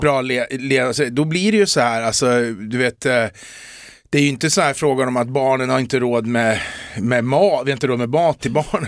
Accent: Eskilstuna, Södermanland, Sweden; jag är från Eskilstuna, men en del som tar mig för stockholmare

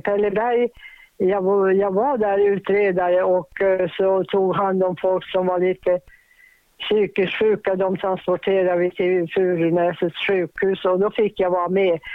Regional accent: Boden, Norrbotten County, Sweden; moved away; also born or lived in Kukkolaforsen, Tornedalen / Stockholm; jag var från Boden

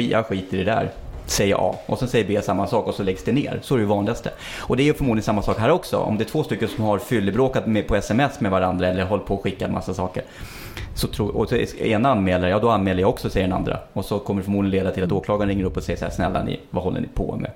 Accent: Stockholm, Stockholm County, Sweden; Jag är ändå uppväxt i innerstan i Stockholm och jag har varit ute väldigt mycket i svängen och allting.

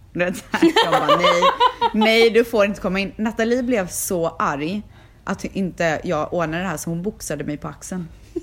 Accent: Sweden; moved away as an adult; now in Los Angeles, United States; jag är frisör, jag är från Sverige

